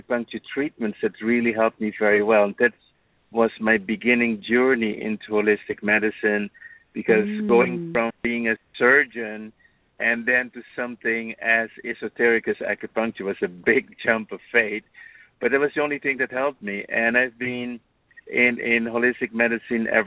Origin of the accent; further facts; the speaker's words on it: Aruba; moved away as an adult; also born or lived in Netherlands; now in United States; I was born and raised in the Caribbean and from an island now quite infamous, Aruba